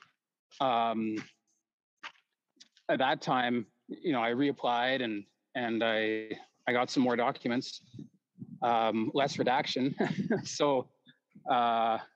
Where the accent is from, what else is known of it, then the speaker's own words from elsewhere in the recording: Calgary, Alberta, Canada; I was born in Foothills Hospital in Calgary, 1979